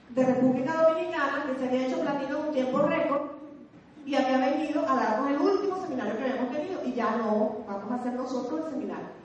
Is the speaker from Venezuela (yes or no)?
yes; Venezuela; los venezolanos estamos en capacidad de dictar nuestros propios seminarios